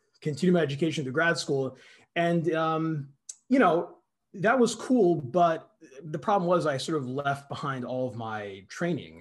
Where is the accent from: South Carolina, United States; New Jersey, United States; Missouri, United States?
New Jersey, United States; moved away; also born or lived in Boston, Massachusetts; we unceremoniously moved to New Jersey, and that's where I grew up mostly